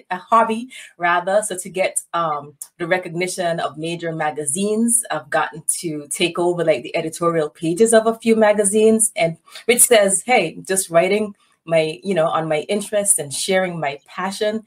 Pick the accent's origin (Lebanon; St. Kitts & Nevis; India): St. Kitts & Nevis; moved away as an adult; now in St. Louis, United States; I was born and raised in St. Kitts